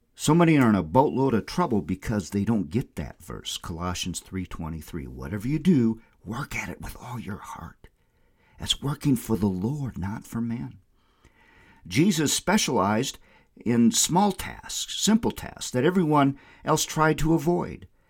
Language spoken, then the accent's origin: English; Windom, Minnesota, United States; I had like a hundred customers in my hometown of Wyndham, Minnesota